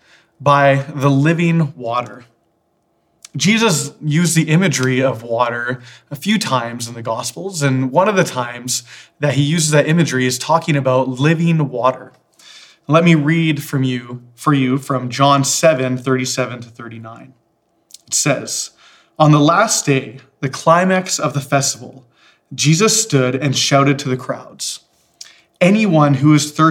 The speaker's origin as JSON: {"language": "English", "town": "Victoria", "region": "British Columbia", "country": "Canada", "tie": "born or raised there", "said": "Growing up in Victoria, there was a lake called Thetis Lake that my family always went"}